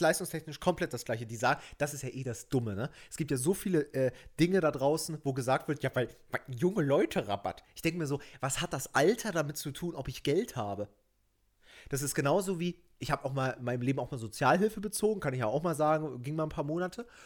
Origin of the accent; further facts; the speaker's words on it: Germany; bin ich ein richtiger Deutscher